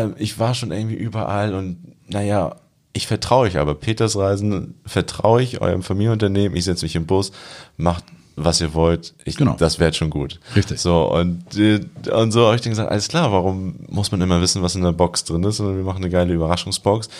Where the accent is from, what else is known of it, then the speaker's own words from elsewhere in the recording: Germany; also born or lived in Montreal; als Deutscher